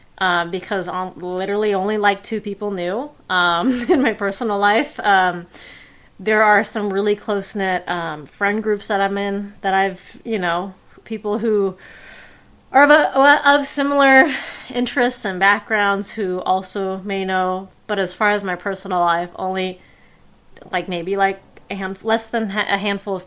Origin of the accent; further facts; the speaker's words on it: Bay Area, California, United States; I was raised in the Bay Area